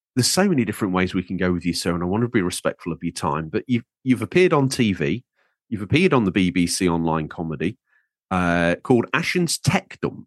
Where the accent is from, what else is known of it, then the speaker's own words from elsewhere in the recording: Lincolnshire, East Midlands, United Kingdom; I'm from Lincolnshire